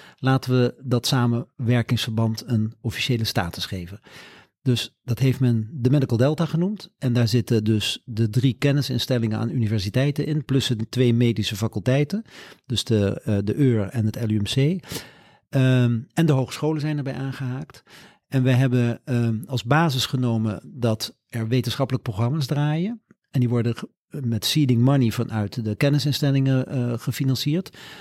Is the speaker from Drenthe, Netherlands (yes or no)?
no; Leiden, South Holland, Netherlands; also born or lived in Curaçao / Groningen; ben ik hier in Leiden, in Oesgees, op school gegaan